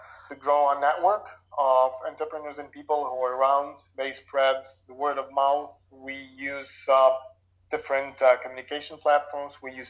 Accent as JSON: {"language": "English", "town": "Lviv", "region": "Lviv Oblast", "country": "Ukraine", "tie": "born or raised there", "said": "I was born in Lviv, Ukraine, and I finished the university here"}